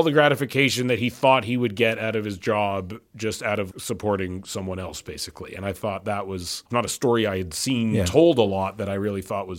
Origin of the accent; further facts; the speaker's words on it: Canada; As a Canadian, I'm appalled I wasn't told of this.